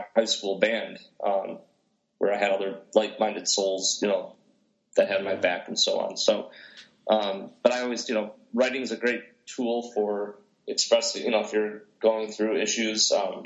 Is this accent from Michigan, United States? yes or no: yes; outside Detroit, Michigan, United States; growing up outside Detroit with the techno music